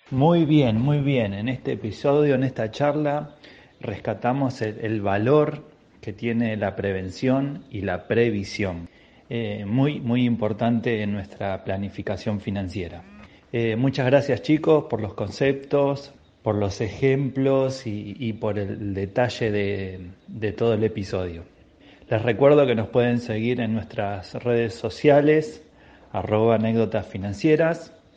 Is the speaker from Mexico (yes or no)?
no; Buenos Aires, Argentina; me fui equipado desde acá de Buenos Aires